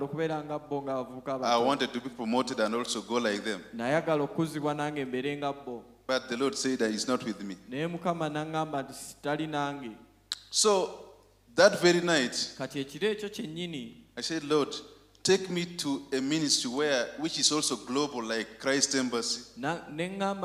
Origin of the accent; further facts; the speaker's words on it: Uganda; I went and opened another church for that very Pentecostal ministry in my hometown